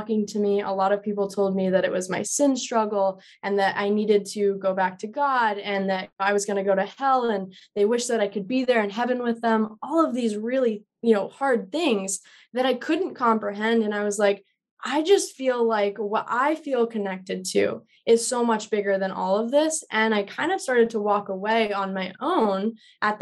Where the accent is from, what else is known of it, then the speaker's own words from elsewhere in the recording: Colorado, United States; moved away as an adult; now in California, United States; I'm from Colorado